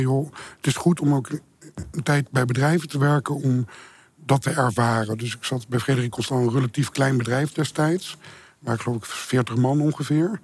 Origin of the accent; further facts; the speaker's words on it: Beetsterzwaag, Friesland, Netherlands; moved away; also born or lived in Rotterdam / Amsterdam; dorp eh, waar ik ben opgegroeid, Beterswaag in Friesland.